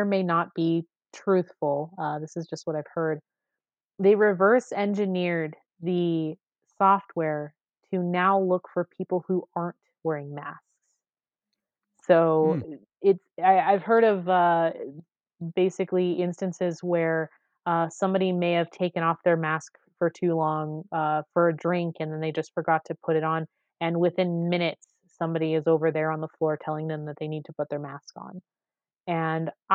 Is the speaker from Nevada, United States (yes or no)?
yes; Las Vegas, Nevada, United States; I grew up on the East Side